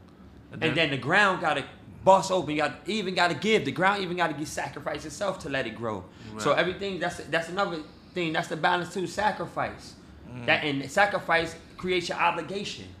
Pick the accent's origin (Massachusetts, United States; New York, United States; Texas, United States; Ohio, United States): New York, United States; New York City; I'm from New York, hardcore from, nigga, born in Cypress Ave, mm-hmm. raised in Baychester Projects